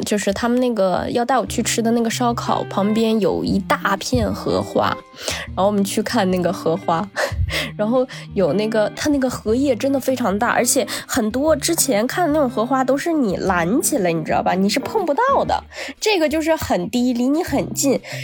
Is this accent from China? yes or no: yes; Northeast China, China; 我也是东北人